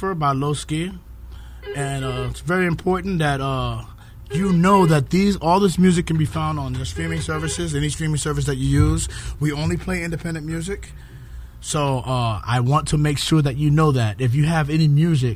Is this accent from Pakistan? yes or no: no; New York City, New York, United States; near where I grew up in Harlem.